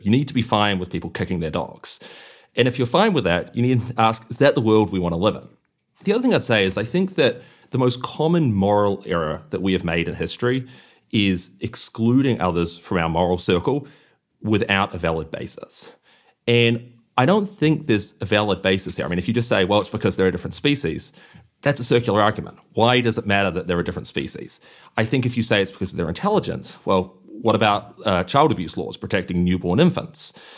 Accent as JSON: {"language": "English", "country": "New Zealand", "tie": "born or raised there", "said": "I grew up in New Zealand where you don't ever see factory farms"}